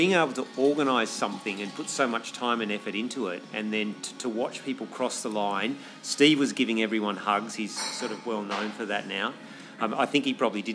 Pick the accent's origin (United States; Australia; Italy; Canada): Australia; also born or lived in Chamonix; now in Hong Kong; I'm from Australia and moved to Hong Kong